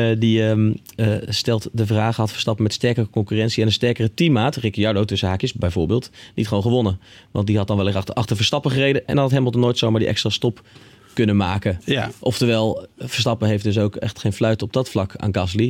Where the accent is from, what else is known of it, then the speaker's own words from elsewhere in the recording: Netherlands; wij als Nederlanders hier